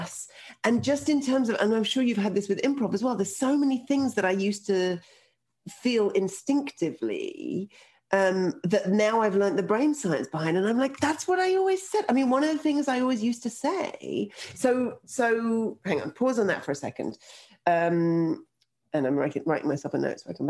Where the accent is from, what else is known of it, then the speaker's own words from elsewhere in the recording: London, United Kingdom; also born or lived in Russia; now in Toronto, Canada; I moved from Russia to London, England when I was 2, and I now live in Toronto, Canada